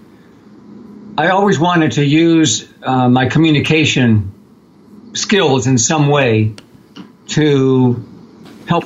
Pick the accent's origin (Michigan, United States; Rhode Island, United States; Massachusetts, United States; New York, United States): Massachusetts, United States; Arlington; I grew up in Arlington, Massachusetts, and it's a sort of a bedside community outside of Cambridge, which is outside of Boston